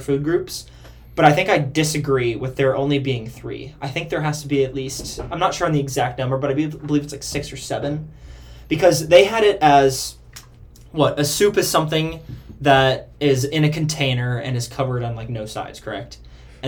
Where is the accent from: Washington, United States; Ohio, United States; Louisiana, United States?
Ohio, United States; Cleveland; I'm from Cleveland